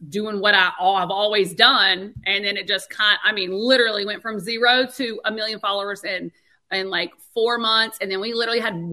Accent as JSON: {"language": "English", "region": "North Carolina", "country": "United States", "accent": "country", "said": "We're originally from North Carolina, so that's where my country accent"}